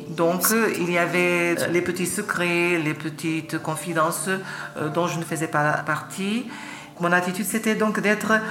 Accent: Lisbon, Portugal; born there; je suis né en 1972 à Lisbonne.

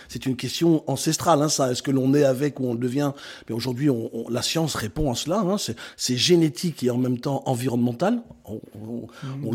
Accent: Brussels, Brussels-Capital Region, Belgium; moved away as an adult; also born or lived in Netherlands; now in France; je suis belge de naissance, je suis né à Bruxelles, j'ai euh, grandi euh, là-bas, à 18 ans je quitte la Belgique

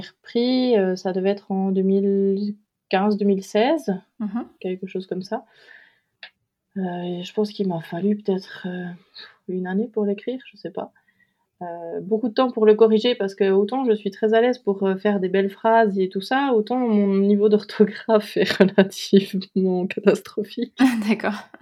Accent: Switzerland; moved away as an adult; also born or lived in Doubs, Bourgogne-Franche-Comté, France; now in France; je suis née en Suisse, où j'ai vécu euh, la plupart de ma vie

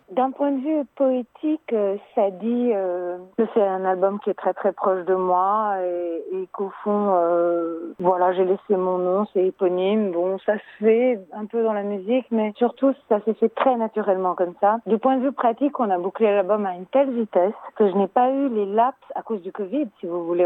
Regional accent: Italy; je suis italienne

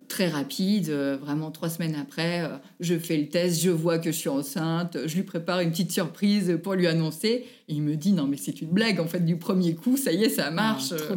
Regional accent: Annecy, Auvergne-Rhône-Alpes, France; je suis née à Annecy, j'habite à Poisy, en Haute-Savoie, tout près d'Annecy.

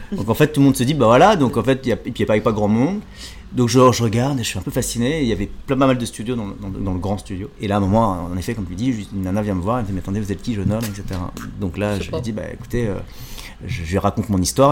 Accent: France; also born or lived in Jakarta, Indonesia; Je suis né donc à Jakarta en Indonésie. Je suis arrivé en France à l'âge de 4 mois. J'ai eu la chance d'être adopté par une famille française

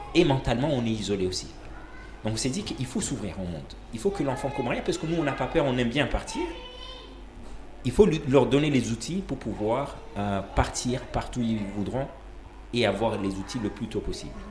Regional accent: Comoros; also born or lived in Malaysia; Et je suis né et grandi aux Comores

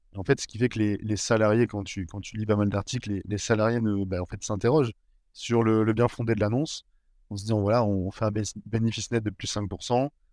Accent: Bordeaux, Nouvelle-Aquitaine, France; moved away as an adult; now in Lille, France; on m'a proposé de revenir sur ma ville natale et voilà là où j'avais toujours vécu sur Bordeaux

